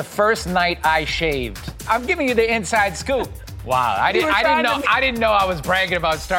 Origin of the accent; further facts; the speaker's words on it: Boston, Massachusetts, United States; In my hometown in Boston